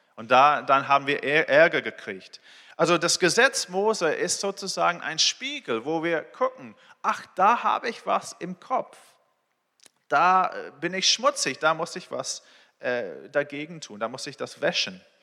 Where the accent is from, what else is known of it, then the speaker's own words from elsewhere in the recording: England, United Kingdom; German is a second language; moved away as an adult; also born or lived in Israel; now in Berlin, Germany; Ich bin in Israel geboren, in England aufgewachsen. Ich wohne hier mit meiner Familie, äh, in Berlin seit vier Jahren.